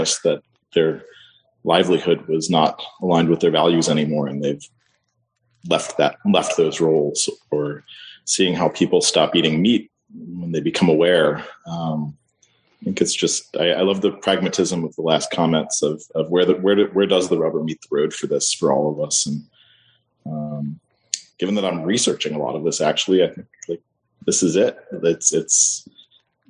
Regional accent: West Virginia, United States; now in New Orleans, United States; I grew up in West Virginia

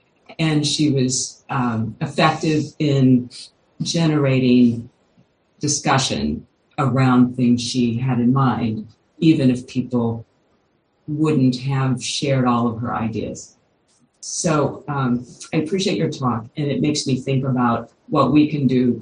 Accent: Kentucky, United States; I grew up in Kentucky

